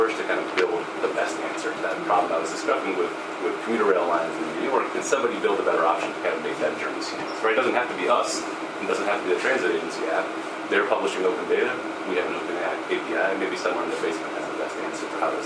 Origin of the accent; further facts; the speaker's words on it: Canada; now in United States; I grew up in Canada.